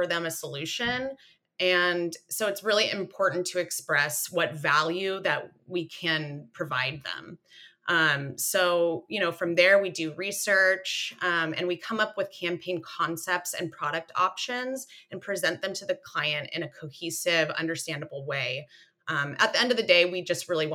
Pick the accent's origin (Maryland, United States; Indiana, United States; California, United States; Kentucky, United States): California, United States; Central Coast; I'm from the Central Coast